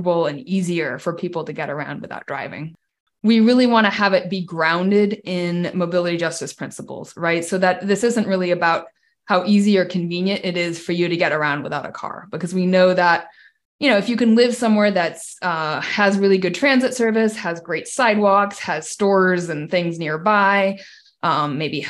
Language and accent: English; Washington, United States; I grew up in Washington State as someone who couldn't drive